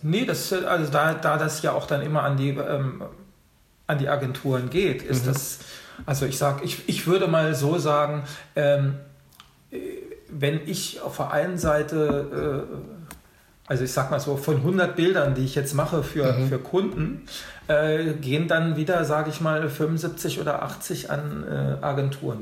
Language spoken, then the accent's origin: German; Hanover, Lower Saxony, Germany; moved away as an adult; also born or lived in Rhineland / Orlando; now in Berlin, Germany; ich bin äh, geboren in Hannover